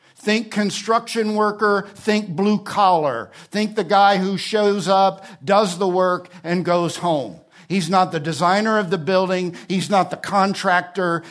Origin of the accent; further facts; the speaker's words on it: New Jersey, United States; also born or lived in Alabama; now in California, United States; I'm from New Jersey.